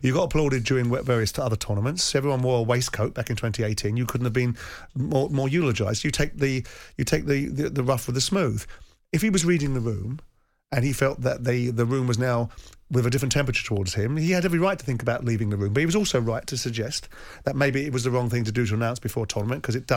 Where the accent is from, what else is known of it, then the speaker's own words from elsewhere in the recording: England, United Kingdom; I'm an Englishman. I'm a proud Englishman